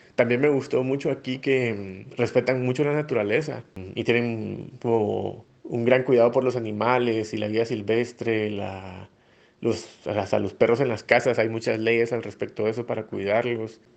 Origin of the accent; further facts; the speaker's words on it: Flores, Petén, Guatemala; moved away as an adult; now in Heredia, Costa Rica; soy de Flores Petén, Guatemala. Ahora vivo en Costa Rica, en Heredia específicamente.